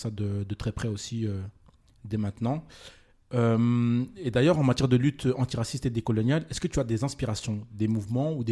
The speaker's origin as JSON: {"language": "French", "country": "Republic of the Congo", "said": "Non, du tout, moi je suis congolais."}